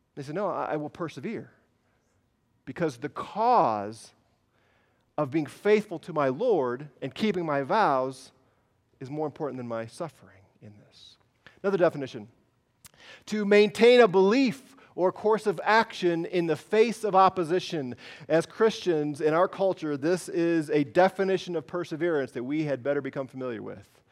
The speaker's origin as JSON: {"language": "English", "country": "United States", "said": "I'm American"}